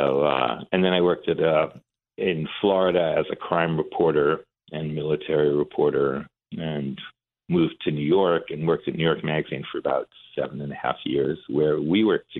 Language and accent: English; Iran; moved away; So we were, we came from Iran with my mom during the revolution in 79.